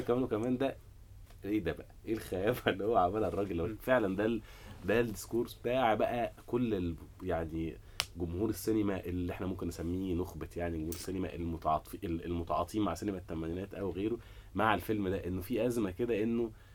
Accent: Egypt; انا مواطن مصري

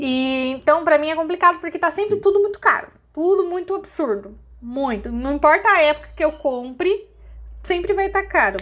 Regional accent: São Paulo, Brazil; eu sou caiçara

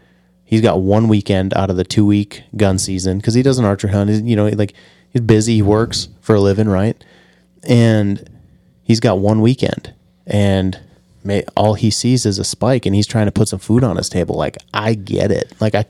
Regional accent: Minnesota, United States; where I grew up hunting in Minnesota

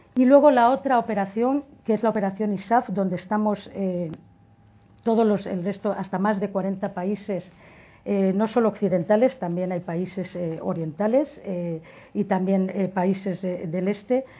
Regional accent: Valencian Community, Spain; soy valenciana

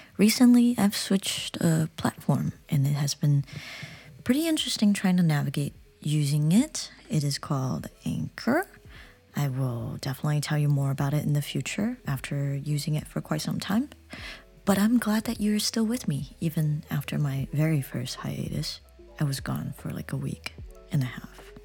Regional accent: China; also born or lived in United States; now in South Korea; I'm from China, but I'm living in the U S, so whenever I go back to China, I feel like a foreigner

